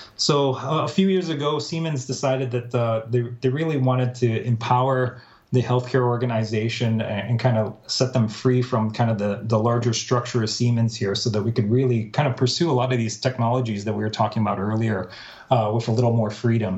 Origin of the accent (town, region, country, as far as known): Minnesota, United States; born or raised there; moved away as an adult; also born or lived in Baltimore, Maryland / San Francisco Bay Area, California; now in San Francisco, United States